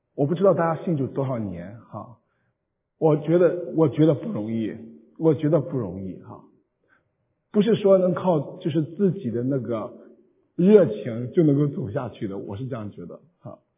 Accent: Qingdao, Shandong, China; now in San Jose, United States; 我会用乡音告诉你说安史山东请东引

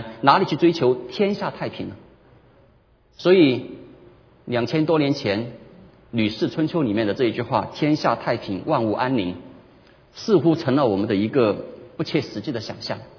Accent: China; 我们中国人喜欢说一句话，叫做"修身齐家"。

